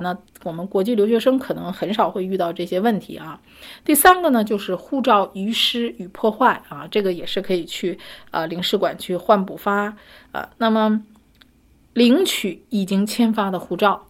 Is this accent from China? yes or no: yes; China; 我们中国人